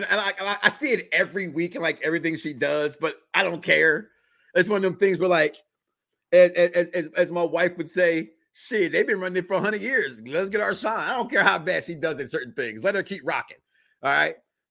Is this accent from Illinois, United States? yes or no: yes; Chicago, Illinois, United States; born or raised there